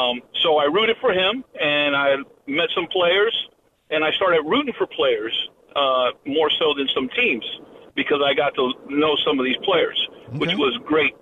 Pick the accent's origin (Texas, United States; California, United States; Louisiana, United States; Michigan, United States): California, United States; moved away as an adult; now in South Carolina, United States; I'm originally from California. I'm in South Carolina now. I was in the military, so I relocated